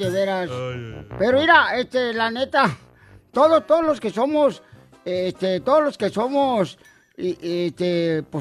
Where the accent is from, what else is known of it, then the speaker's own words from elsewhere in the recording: Michoacán, Mexico; now in United States; yo fui cuando llegué aquí a Estados Unidos de Michoacán, yo fui actor de extra en las películas en Hollywood.